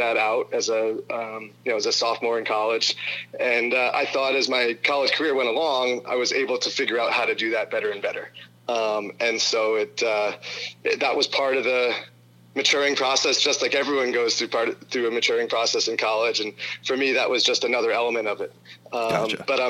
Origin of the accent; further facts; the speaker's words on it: Brunswick, Maine, United States; I grew up in and around the Bowdoin College campus